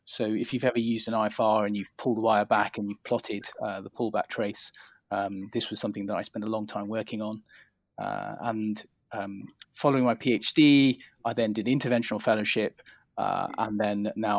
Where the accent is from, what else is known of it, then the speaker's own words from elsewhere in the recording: England, United Kingdom; I grew up in England. I was born in the UK, and I grew up in England, very close to London.